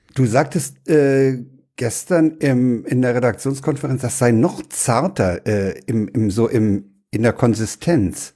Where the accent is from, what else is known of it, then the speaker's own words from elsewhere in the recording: Berlin, Germany; ich bin ja in Reinickendorf aufgewachsen